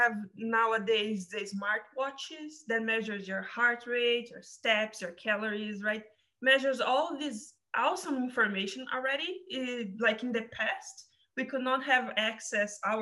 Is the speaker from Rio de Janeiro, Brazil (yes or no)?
no; São Paulo, Brazil; moved away; I came from Brazil, from São Paulo, in the countryside